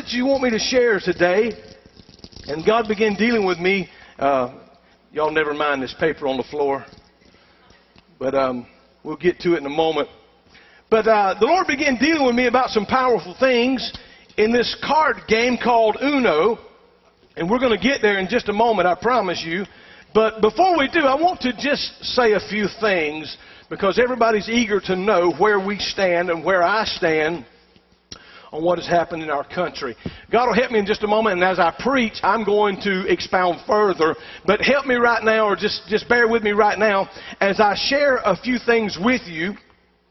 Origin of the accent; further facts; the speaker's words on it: South Georgia, United States; I'm from South Georgia